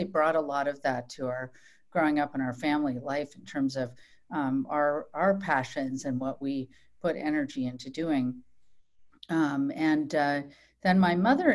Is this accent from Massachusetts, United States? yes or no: yes; Massachusetts, United States; moved away as an adult; also born or lived in Virginia; now in San Francisco, United States; I grew up in Massachusetts, largely born in Virginia when my father was in the military, but really from all of my memory part of life is from growing up in Massachusetts